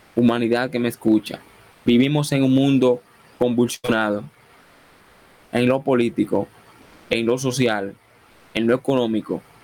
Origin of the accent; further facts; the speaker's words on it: Dominican Republic; No soy colombiano, no soy venezolano, soy dominicano